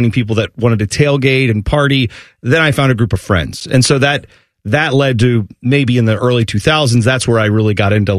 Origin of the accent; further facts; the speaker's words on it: Columbus, Ohio, United States; growing up in Columbus